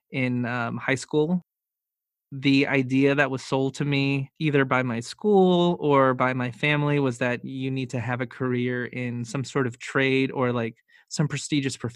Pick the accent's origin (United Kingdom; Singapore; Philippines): Philippines; Being Filipino for me growing up was a never ending feeling of never being good enough.